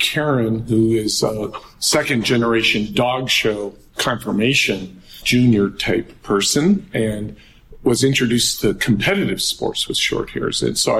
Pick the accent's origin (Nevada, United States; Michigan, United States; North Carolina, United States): Michigan, United States; Yes, I grew up in Michigan